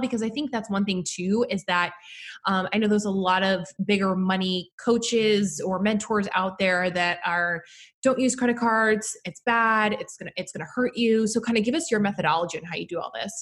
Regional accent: New York, United States; was born and raised in New York

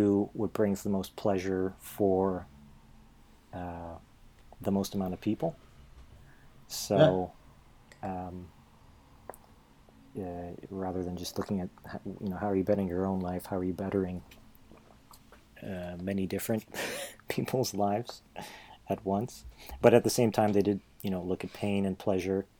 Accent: Poland; moved away; I was born in Poland

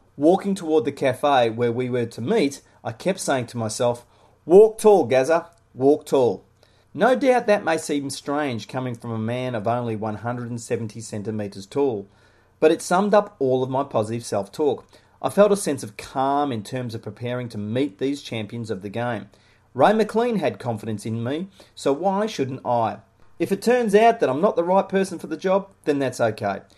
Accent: Melbourne, Victoria, Australia; Growing up in suburban Melbourne, Australia, I dreamed of being an Australian rules footballer

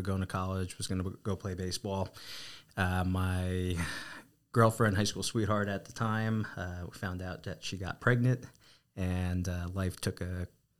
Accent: East Coast, United States; accent: East Coast; You know, I had to say it was probably my East Coast accent at the time, and just my personality

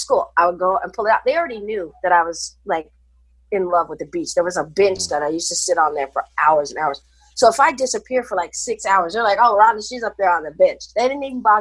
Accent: Kansas City, Missouri, United States; also born or lived in Hawaii / San Jose, California; now in California, United States; Growing up in the 70s, I grew up, like I said, in Kansas City

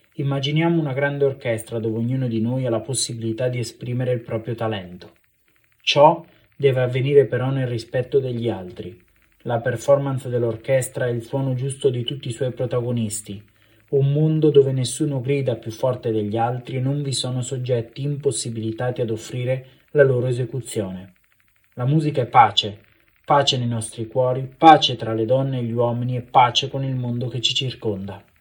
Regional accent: Ancona, Marche, Italy; now in Ravenna, Italy; del mio paese d'origine, della mia città Ancona

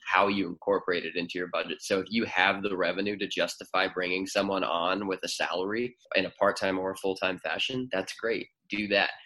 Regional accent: Cleveland, Ohio, United States; moved away as an adult; also born or lived in Nashville, Tennessee / Athens, Ohio; We're both originally from Cleveland and we're back in Cleveland now

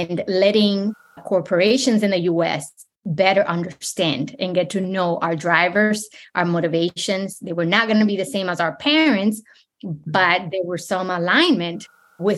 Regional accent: New York City, New York, United States; moved away as an adult; also born or lived in Dominican Republic / Ohio / Richmond, Virginia; now in South Florida, United States; moved to the New York City when I was 10. Grew up in New York City in the Bronx, that still feels like home

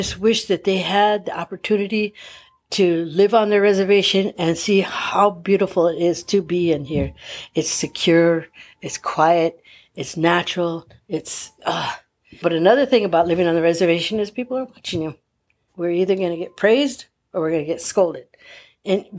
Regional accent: Palm Springs, California, United States; I grew up in the Dream Homes of Palm Springs

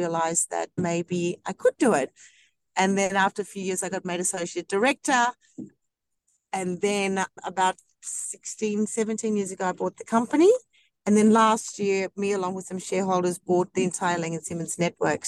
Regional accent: Hornsby, New South Wales, Australia; also born or lived in South Africa; I grew up in Hornsby, and then my parents moved to Blacktown

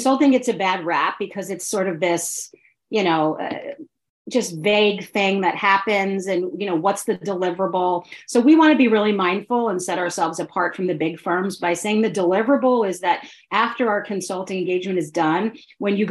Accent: outside New York City, northern New Jersey, United States; now in Philadelphia, United States; I grew up outside of New York City in a part of northern New Jersey, or central northern New Jersey.

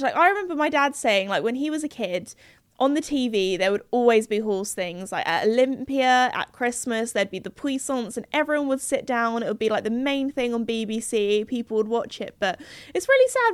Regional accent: United Kingdom; in the U K, we have, we're very well known when we go to foreign countries for not being the best at speaking foreign languages.

